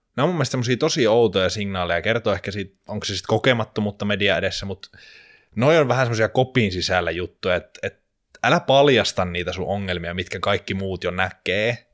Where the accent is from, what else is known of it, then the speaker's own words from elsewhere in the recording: Jyväskylä, Central Finland, Finland; Muistan pienenä, kun Jyväskylässä oli semmoinen kaupunginteatterin esitys